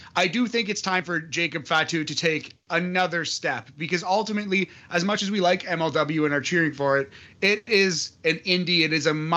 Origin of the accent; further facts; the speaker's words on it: Sudbury, Ontario, Canada; I am from Sudbury, Ontario. I used to live 5 minutes away from the police station